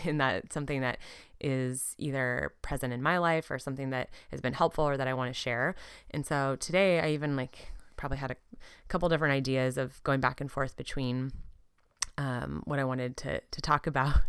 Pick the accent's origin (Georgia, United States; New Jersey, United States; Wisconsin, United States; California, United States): California, United States; Southern; also born or lived in San Diego, California / Portland, Oregon; We're from Southern California originally